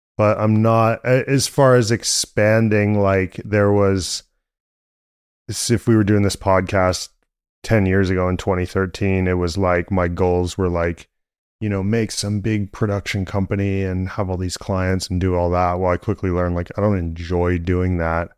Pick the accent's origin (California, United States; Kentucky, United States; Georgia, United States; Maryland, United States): California, United States; San Francisco; I grew up in San Francisco